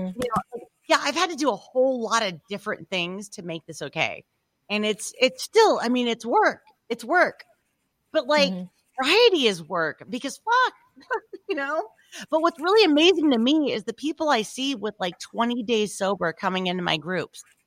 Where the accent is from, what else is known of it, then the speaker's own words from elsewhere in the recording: Louisiana, United States; moved away; I'm from Louisiana